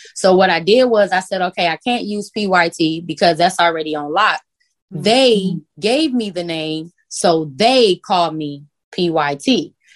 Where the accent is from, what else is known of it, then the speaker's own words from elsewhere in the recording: Carson, California, United States; also born or lived in Los Angeles; I'm from Carson, but Carson is probably like 10, maybe 20 minutes away from